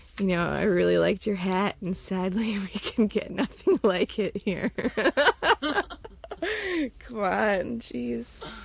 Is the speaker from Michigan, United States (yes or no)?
yes; Northern Michigan, United States; I'm from Northern Michigan, which I still think is a pretty special place. It's kind of out there as far as, you know, away from cities, and we get a lot of snow, and it gets really cold in the winter.